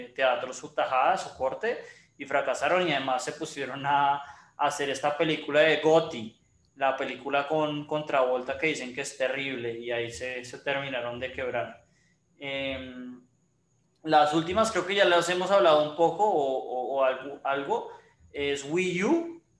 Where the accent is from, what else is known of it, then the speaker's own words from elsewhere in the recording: Colombia; como los colombianos